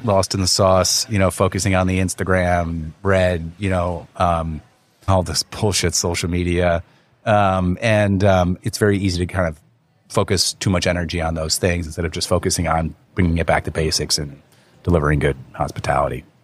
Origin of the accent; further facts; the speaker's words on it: Wayne, New Jersey, United States; moved away as an adult; also born or lived in New York; now in Hong Kong; I was born in New York, but I really grew up in North Jersey.